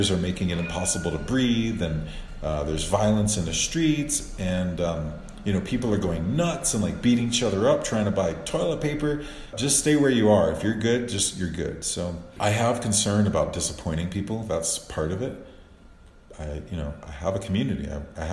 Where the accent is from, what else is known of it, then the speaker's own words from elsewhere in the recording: New Orleans, Louisiana, United States; now in Cuenca, Ecuador; I'm from the South. I'm from New Orleans originally